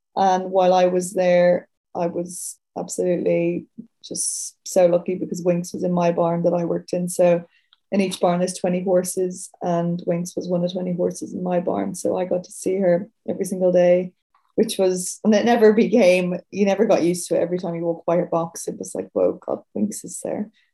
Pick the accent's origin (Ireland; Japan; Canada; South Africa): Ireland; Dublin, Leinster; moved away as an adult; now in Sydney, Australia; I'm from Dublin City, like 10 minutes outside the city originally